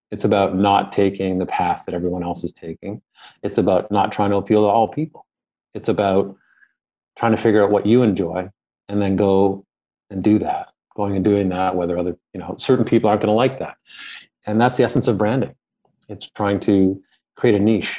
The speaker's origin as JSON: {"language": "English", "town": "Ottawa", "region": "Ontario", "country": "Canada", "tie": "born or raised there", "said": "I grew up in Ottawa, Canada, the capital of Canada."}